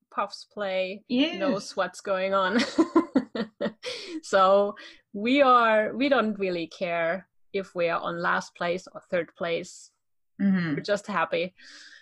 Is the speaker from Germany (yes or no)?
yes; Germany; I'm German. I'm from Germany